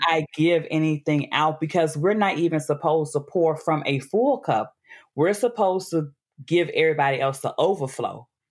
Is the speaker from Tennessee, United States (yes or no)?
yes; Memphis, Tennessee, United States; moved away; also born or lived in Atlanta / Brooklyn; born and raised in Memphis